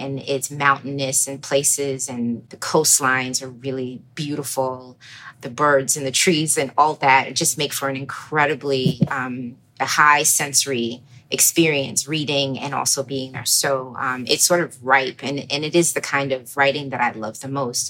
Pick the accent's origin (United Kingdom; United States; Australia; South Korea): United States; Baltimore, Maryland; also born or lived in New York; I grew up in Baltimore, uh, born in New York to two Trinidadian parents